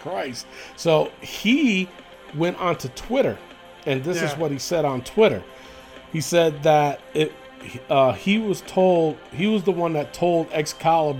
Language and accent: English; New York City, New York, United States; I grew up in the Bronx.